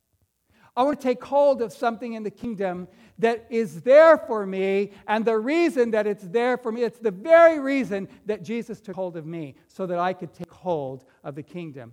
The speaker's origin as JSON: {"language": "English", "town": "Fresno", "region": "California", "country": "United States", "tie": "born or raised there", "said": "I grew up right here in Fresno"}